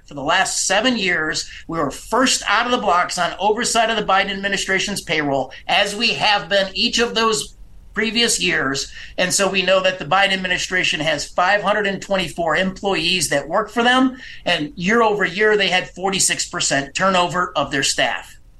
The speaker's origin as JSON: {"language": "English", "region": "Illinois", "country": "United States", "said": "my home state of Illinois."}